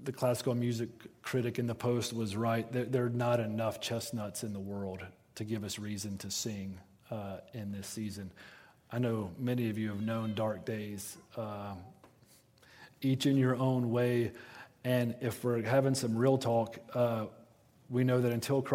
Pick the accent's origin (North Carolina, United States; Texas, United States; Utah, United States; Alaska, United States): North Carolina, United States; Western; I am from Western North Carolina. Ornamental shrubbery is kind of our thing, all right? Like, that is a threat to our livelihood where I'm from